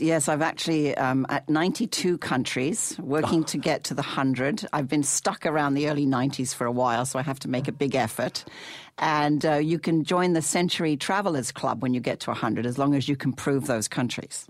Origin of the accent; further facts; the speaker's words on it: England, United Kingdom; when I was growing up in England, I had a, an English mummy and a Canadian daddy